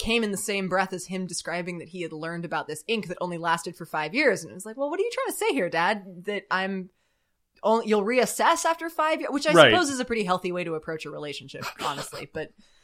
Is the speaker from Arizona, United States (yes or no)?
no; California, United States; I grew up in Southern California, not too far from the coast, so I spent a lot of time in contact with the ocean.